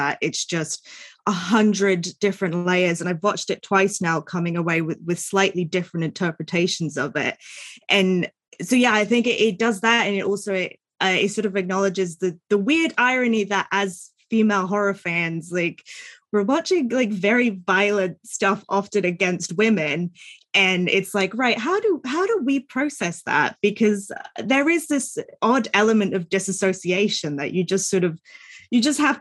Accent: United States; I'm American

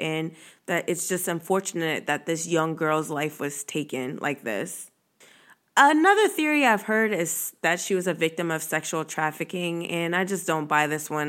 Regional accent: Virginia, United States; I'm also from Virginia

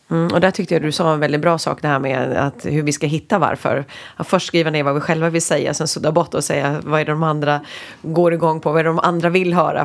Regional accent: Sweden; vi som svenskar

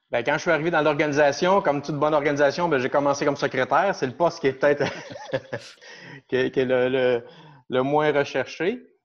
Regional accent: Shawinigan, Quebec, Canada; also born or lived in Mont-Laurier; je suis natif de Shawinigan. Euh, j'ai toujours vécu ici

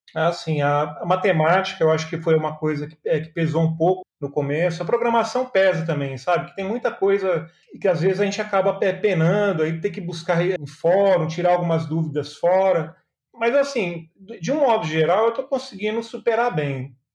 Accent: São Paulo, Brazil; now in Belo Horizonte, Brazil; Eu sou nascido em São Paulo, e vim para Minas Gerais já tem mais de 25 anos que estou aqui em Minas

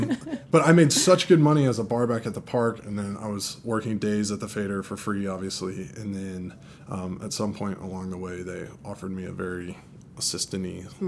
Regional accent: Atlanta, Georgia, United States; moved away as an adult; now in New York, United States; I'm from Atlanta, Georgia. Born and grown.

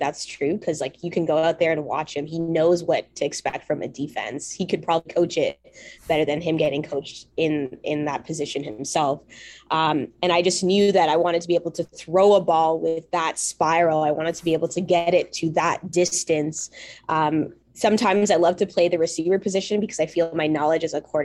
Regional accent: Mississauga, Ontario, Canada; I was very fortunate growing up in the Peel region, and we had flag football. I think the high schools hosted flag football for our middle schools, at least in the area I grew up in, Mississauga.

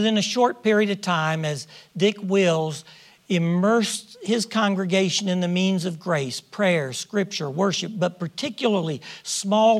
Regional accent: Washington, District of Columbia, United States; moved away; Janet and I grew up in Washington, D.C. We're Washingtonians, born and raised in the District of Columbia

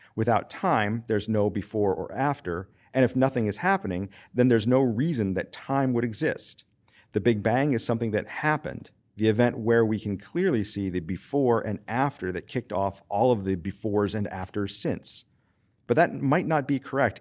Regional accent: Western Pennsylvania, United States; moved away as an adult; also born or lived in Charleston, South Carolina; now in Winston-Salem, United States; I'm originally from Western Pennsylvania and grew up in a teaching household

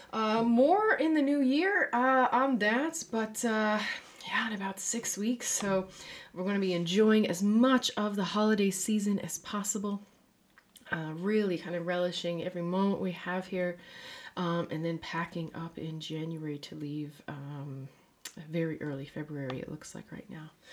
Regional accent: Newfoundland and Labrador, Canada; moved away as an adult; now in Netherlands; a Newfoundlander and Canadian living in the Netherlands

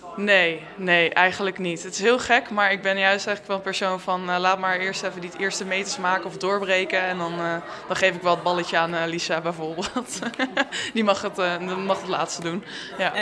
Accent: Amersfoort, Utrecht, Netherlands; ik kom zelf uit Amersfoort en ehm, de rugbyclub Eemland die was bij mij in de buurt

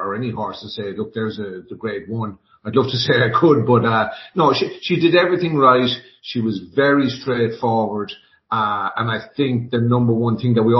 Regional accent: County Tipperary, Munster, Ireland; moved away as an adult; also born or lived in Newmarket, England / France / South Africa / Saudi Arabia; now in United States; I'm from Tipperary, County Tipperary, in Ireland

